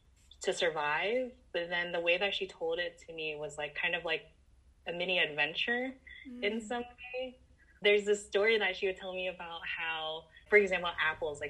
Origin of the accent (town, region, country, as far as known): Florida, United States